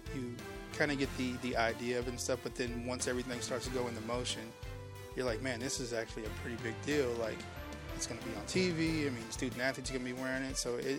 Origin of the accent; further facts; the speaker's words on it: Waco, Texas, United States; I'm born and raised in Waco. I mean, I was in Waco Public Schools. I went to Waco High.